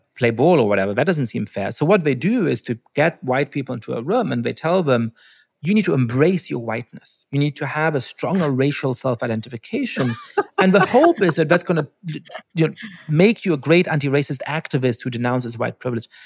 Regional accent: Germany; when I was growing up in Germany

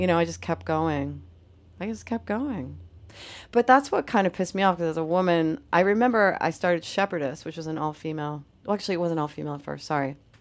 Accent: Syracuse, New York, United States; moved away as an adult; now in Boston, United States; I grew up in upstate New York, Syracuse, New York.

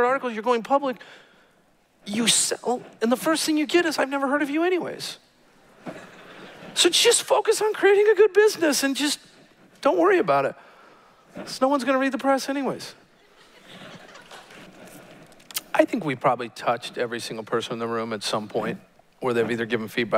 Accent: Oregon, United States; now in Utah, United States; I was born in Oregon, and my father was an academic, and we moved from University of Oregon, where he taught, to BYU, where I went to school

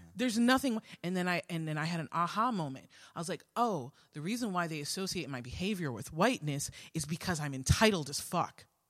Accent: New York City, New York, United States; growing up in Queens

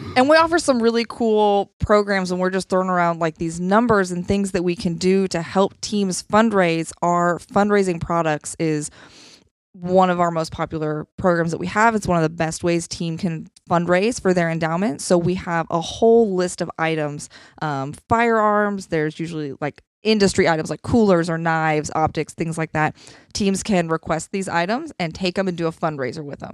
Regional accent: Nebraska, United States; also born or lived in Alabama; now in Columbia, Missouri, United States; I grew up in Nebraska

